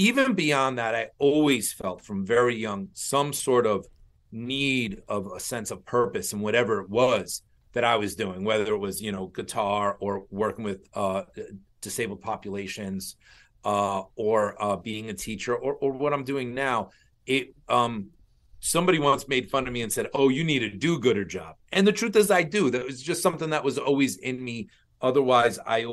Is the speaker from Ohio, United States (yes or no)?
no; Long Island, New York, United States; I grew up in Long Island.